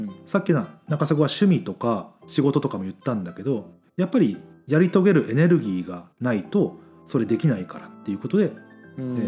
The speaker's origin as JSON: {"language": "Japanese", "region": "Mie", "country": "Japan", "tie": "born or raised there", "said": "俺らだってさ、三重県出身じゃん"}